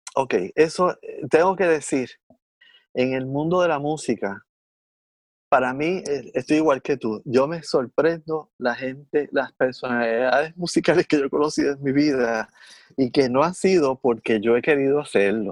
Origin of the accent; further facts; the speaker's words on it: Puerto Rico; de Puerto Rico